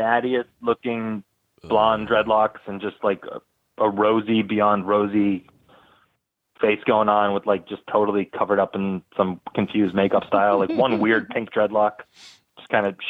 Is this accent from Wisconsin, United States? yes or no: no; Boston, Massachusetts, United States; I grew up in Boston